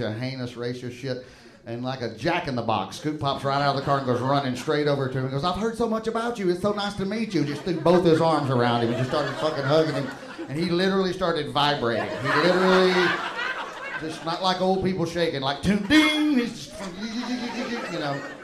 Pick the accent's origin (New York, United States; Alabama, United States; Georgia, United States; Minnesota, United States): Alabama, United States; moved away